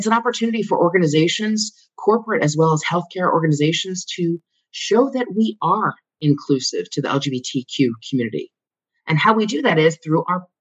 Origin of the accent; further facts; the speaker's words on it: Philadelphia, Pennsylvania, United States; I'm from Philadelphia.